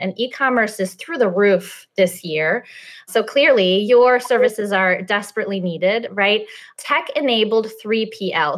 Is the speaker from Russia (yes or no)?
yes; Russia; also born or lived in Chicago area; now in Chicago, United States; I'm Russian. I was born in Russia